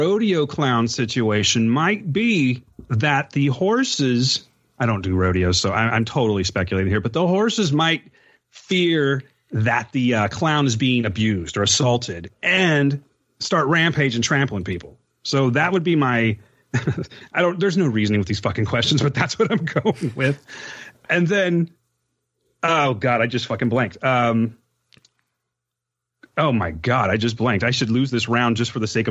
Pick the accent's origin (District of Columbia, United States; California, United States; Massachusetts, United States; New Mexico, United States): California, United States; near Kern County; I'm from California again, near Kern County for that matter